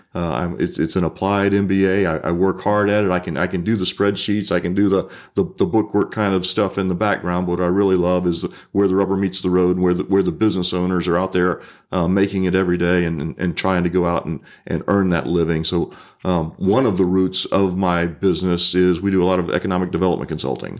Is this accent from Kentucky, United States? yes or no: no; Pensacola, Florida, United States; I grew up in Pensacola